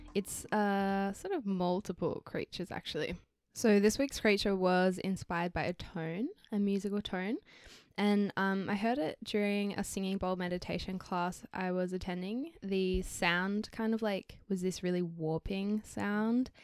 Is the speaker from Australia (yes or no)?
yes; Australia; we're from Australia